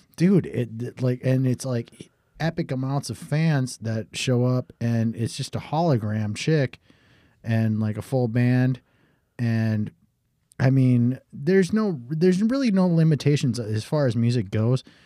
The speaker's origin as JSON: {"language": "English", "town": "Watertown", "region": "South Dakota", "country": "United States", "tie": "born or raised there", "also_born_or_lived": "Sioux Falls, South Dakota", "said": "I, I moved from Sioux Falls to Watertown, South Dakota."}